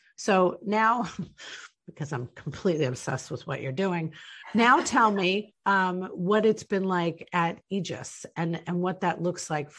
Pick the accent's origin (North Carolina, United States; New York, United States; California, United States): New York, United States; moved away; I'm from New York originally